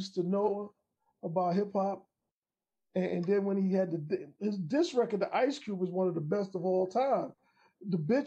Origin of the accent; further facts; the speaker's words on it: New York City, New York, United States; growing up in Queens on my block